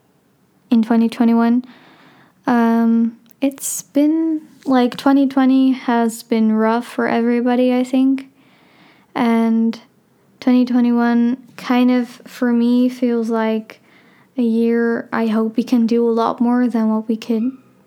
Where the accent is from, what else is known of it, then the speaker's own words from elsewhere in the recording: Amsterdam, North Holland, Netherlands; I'm 15 years old. I'm from Amsterdam